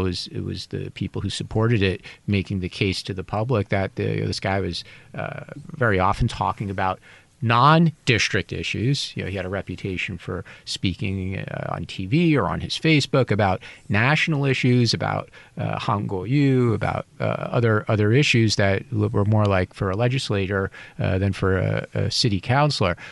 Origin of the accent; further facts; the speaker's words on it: United States; now in Taiwan; I'm an American